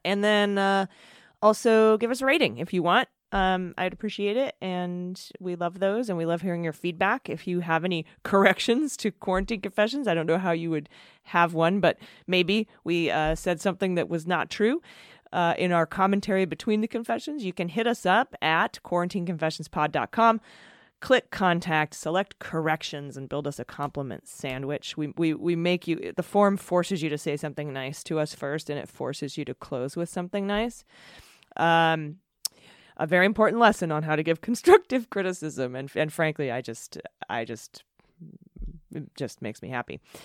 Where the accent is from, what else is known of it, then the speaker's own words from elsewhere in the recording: San Diego, California, United States; we're from San Diego